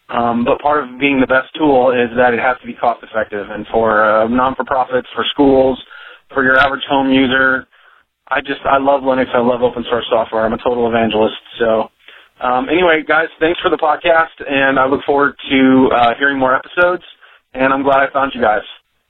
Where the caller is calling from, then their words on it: Central Valley of California, United States; I'm calling from the Central Valley of California, Northern California.